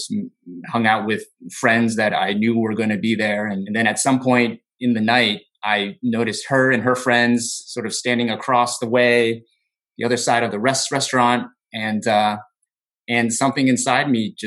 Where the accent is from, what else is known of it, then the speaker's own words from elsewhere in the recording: United States; I was born and raised in the United States